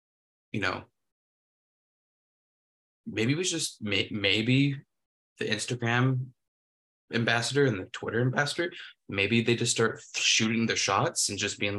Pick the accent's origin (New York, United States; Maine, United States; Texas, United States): Maine, United States; Exactly. I'm from Maine, man. I like lobster.